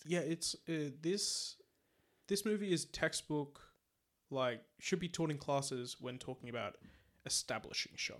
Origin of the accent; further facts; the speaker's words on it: Australia; we're Australian